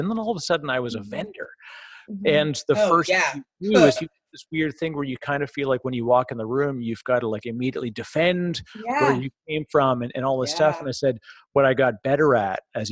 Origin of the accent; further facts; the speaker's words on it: Toronto, Ontario, Canada; also born or lived in Vancouver; now in New Jersey, United States; I'm originally from Toronto